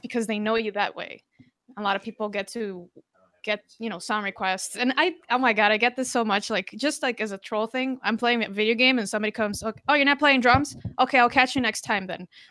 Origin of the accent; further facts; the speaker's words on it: Costa Rica; moved away; also born or lived in Brazil; I'm from Costa Rica, um, Hispanic. I speak three languages, Portuguese as well. I lived in Brazil four years